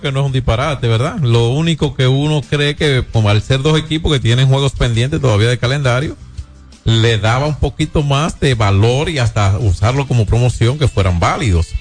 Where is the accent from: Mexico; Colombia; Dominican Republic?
Dominican Republic